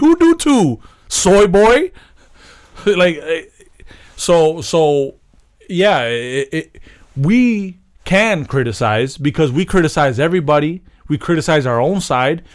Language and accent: English; United States; I was born in America